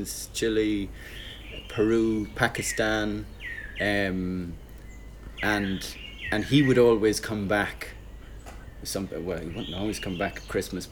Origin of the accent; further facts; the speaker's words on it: Ireland; As I'm Irish, as 90-something% of Irish people are, I'm Catholic